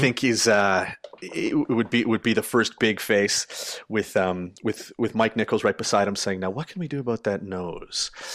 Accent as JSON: {"language": "English", "country": "Canada", "said": "as a Canadian"}